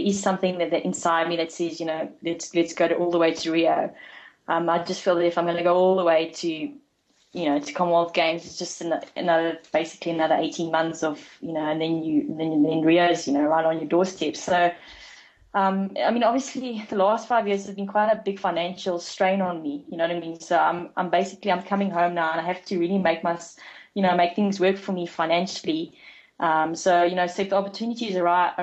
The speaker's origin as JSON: {"language": "English", "town": "Bloemfontein", "region": "Free State", "country": "South Africa", "tie": "born or raised there", "said": "growing up here, going to UNICE throughout, you know, from grade one to, you know, all the way through to matric"}